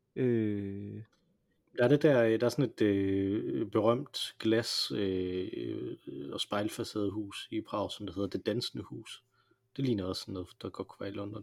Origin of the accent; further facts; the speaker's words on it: Denmark; jeg er jo dansker